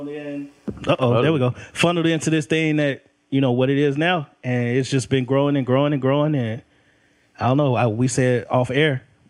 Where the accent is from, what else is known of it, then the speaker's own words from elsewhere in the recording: United States; Man, I've been here all my life.